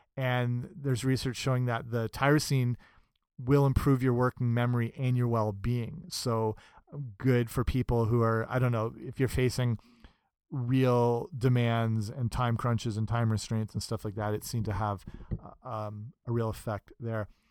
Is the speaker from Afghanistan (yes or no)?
no; England, United Kingdom; I'm English and grew up in England